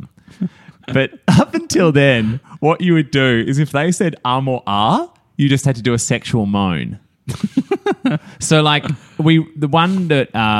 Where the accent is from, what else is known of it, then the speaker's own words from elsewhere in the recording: Australia; I'm an Aussie